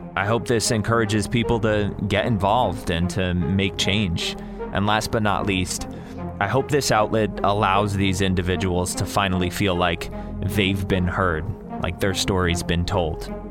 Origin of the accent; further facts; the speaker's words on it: Bridgeport, Connecticut, United States; moved away; also born or lived in Philadelphia; Growing up in Bridgeport, Connecticut